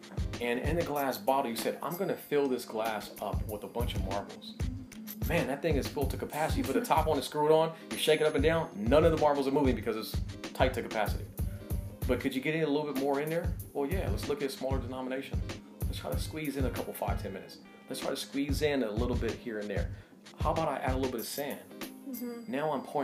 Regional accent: Los Angeles, California, United States; also born or lived in San Diego; Born and raised in Los Angeles.

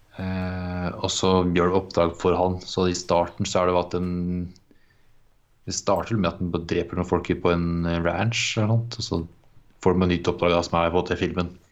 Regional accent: Ørje, Østfold, Norway; moved away; vi var hjemme i Ørje

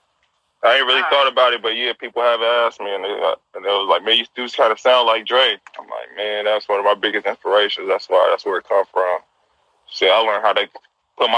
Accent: San Francisco, California, United States; I'm from the city. I'm from the Point, man. Yeah, okay. I'm Hunters Point. I'm a Hunters Point baby

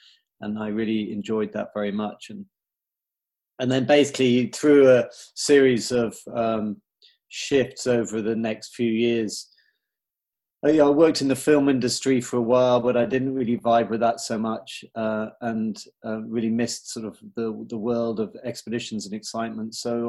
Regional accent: United Kingdom; I'm British. I grew up around the UK, a military family, Christian, went to like English boarding school, joined the Marines as an officer.

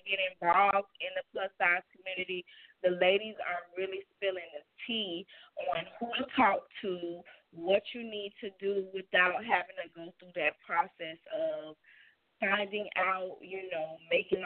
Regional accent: the South, United States; I'm from the South. I'm a little country

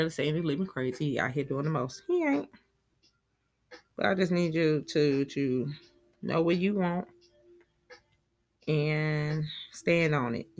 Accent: Talladega, Alabama, United States; accent: country; I'm from Talladega, Alabama

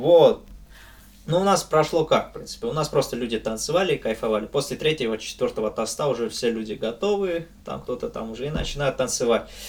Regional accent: Abkhazia, Georgia; я попал сюда, в Абхазию, и мои предки, и все, вся моя семья щас живёт

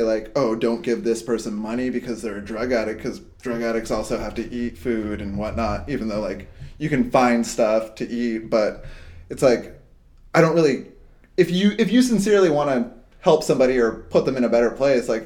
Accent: Hawaii, United States; I grew up in Hawaii and we used to hitchhike everywhere. So I moved to Hawaii when I was like 13.

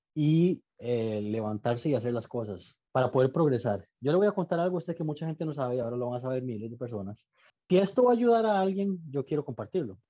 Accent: Costa Rica; moved away as an adult; now in Austin, United States; soy costarricense que le da trabajo a americanos

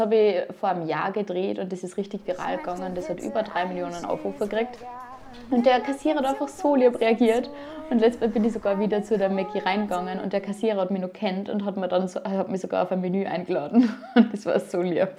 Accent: Upper Austria, Austria; now in Vienna, Austria; Ich komme ursprünglich aus Oberösterreich

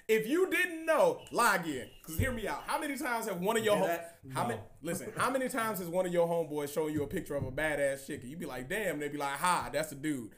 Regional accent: Atlanta, Georgia, United States; I'm from Atlanta

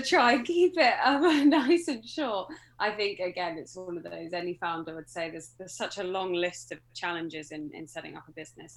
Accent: mid Devon, South West England, United Kingdom; moved away as an adult; I grew up in Devon. I'm a Devon girl, um, mid Devon, so the less good bit, in my opinion.

